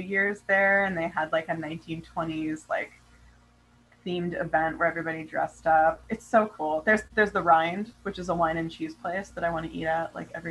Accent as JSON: {"language": "English", "area": "Yosemite National Park", "region": "California", "country": "United States", "tie": "born or raised there", "also_born_or_lived": "Hawaii", "lives_now": "Sacramento, United States", "said": "I grew up in Yosemite National Park, and I'm really connected to like the Sierras"}